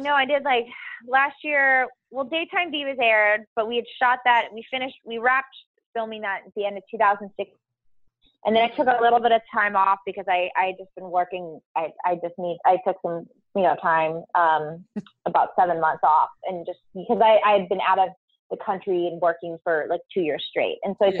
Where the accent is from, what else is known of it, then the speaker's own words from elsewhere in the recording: San Diego, California, United States; I grew up in San Diego, California